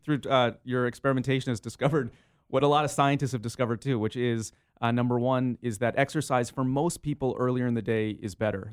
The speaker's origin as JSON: {"language": "English", "town": "San Diego", "region": "California", "country": "United States", "tie": "born or raised there", "also_born_or_lived": "Los Angeles", "said": "I was born and raised in San Diego and then, uh, went off to Los Angeles for school"}